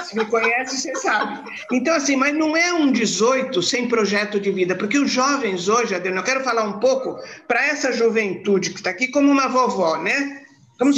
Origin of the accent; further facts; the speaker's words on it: Santos, São Paulo, Brazil; Eu nasci em Santos, de uma família muito gostosa, papai e mamãe se amavam muito, a gente fez um, uma infância muito boa